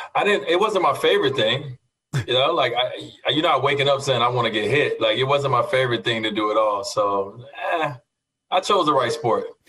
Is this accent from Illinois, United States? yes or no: yes; Chicago, Illinois, United States; growing up in Chicago